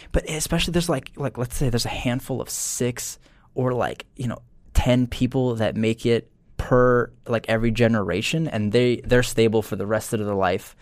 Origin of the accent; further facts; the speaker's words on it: New Jersey, United States; I'm from Jersey